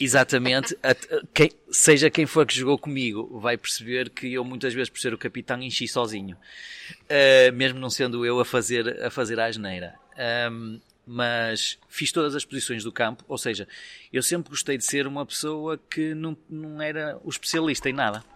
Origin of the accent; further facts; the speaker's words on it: Vila Nova de Famalicão, Norte, Portugal; eu sou de Famalicão